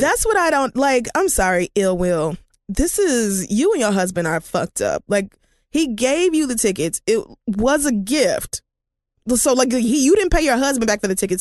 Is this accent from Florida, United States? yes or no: no; Oklahoma, United States; I'm from Oklahoma